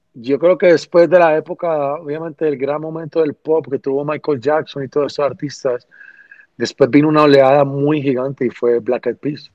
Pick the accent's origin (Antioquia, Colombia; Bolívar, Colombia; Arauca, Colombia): Antioquia, Colombia; Medellín; Vengo de Medellín, Colombia, una ciudad donde no era reconocida mucho menos por el reggaetón